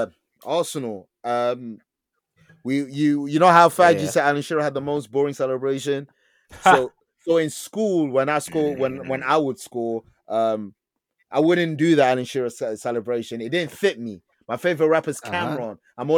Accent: Belgium; born there; Even though I'm Congolese … I was born in Belgium

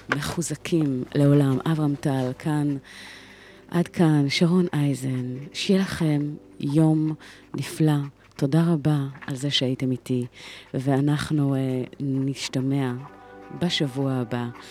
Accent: Israel; כיהודים, כישראלים, עברנו היסטוריה כל כך לא פשוטה

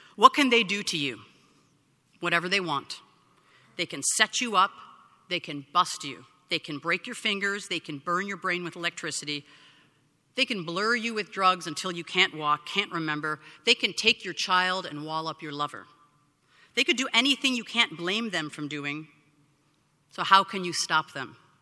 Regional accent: Skokie, Illinois, United States; now in San Francisco, United States; my hometown

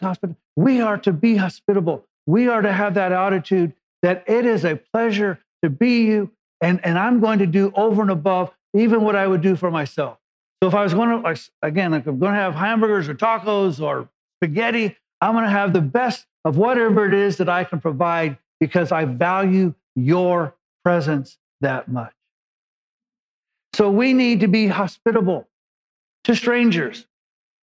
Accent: Los Angeles, California, United States; I came from East LA and cruise meant you drove down Whittier Boulevard

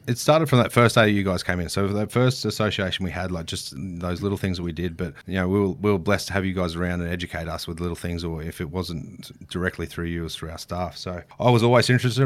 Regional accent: Queensland, Australia; every kid growing up in Queensland does

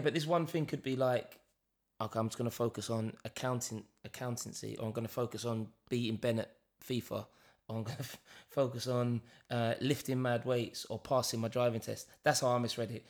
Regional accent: London, United Kingdom; we're being from East London

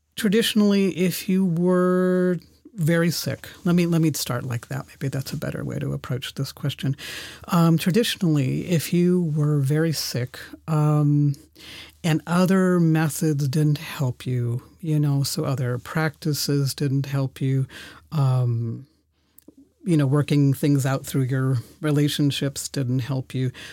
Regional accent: San Francisco, California, United States; also born or lived in Germany / Oklahoma; now in Berlin, Germany; I was born in Germany, where, where I'm, uh, recording from, uh, today, and, um, went to school in San Francisco, spent, uh, summers in Oklahoma with my grandparents

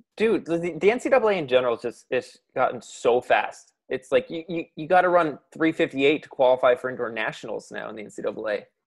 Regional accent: Ontario, Canada; I was also from Ontario

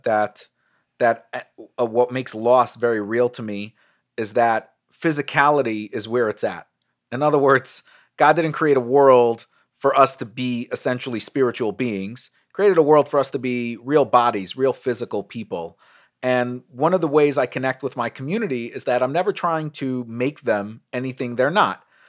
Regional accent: New York City, New York, United States; I grew up in Brooklyn.

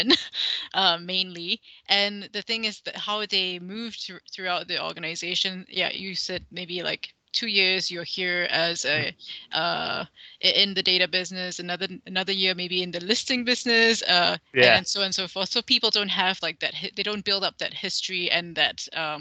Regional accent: Malaysia; my home country, Malaysia

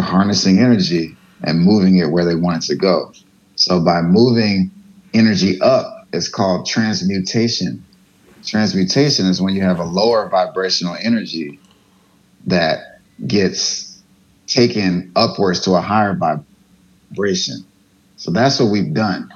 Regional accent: United States; I grew up in America

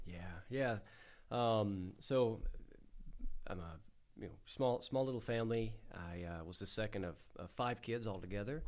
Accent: United States; growing up in the Delta

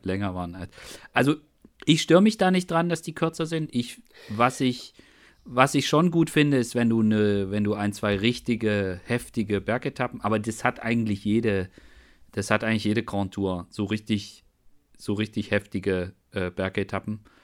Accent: Germany; ich bin ja in der DDR aufgewachsen

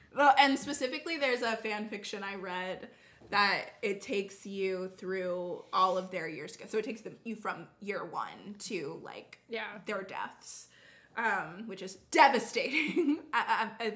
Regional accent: Texas, United States; I'm from Texas

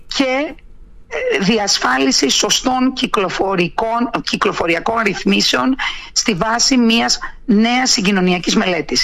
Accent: Kontias?, North Aegean, Greece; είναι το χωριό μου, είναι η πατρίδα μου, ε, εκεί ζω

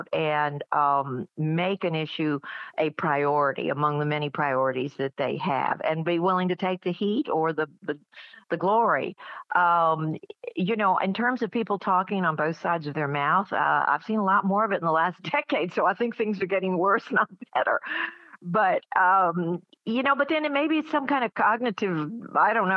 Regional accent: Atlanta, Georgia, United States; I was growing up in Atlanta in the 60s

